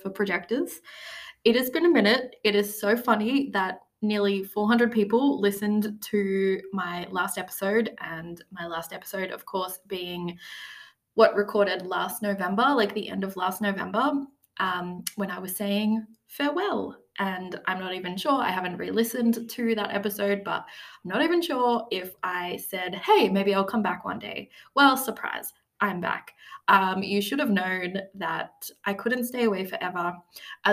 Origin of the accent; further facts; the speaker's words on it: Australia; 5 months of travel all around Australia, which I was lucky enough to do to see my home country